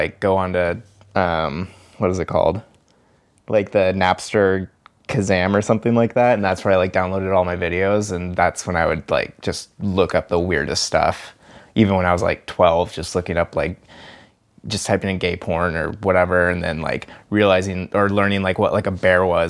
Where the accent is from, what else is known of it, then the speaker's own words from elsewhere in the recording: Bainbridge Island, Washington, United States; I grew up over on Bainbridge Island.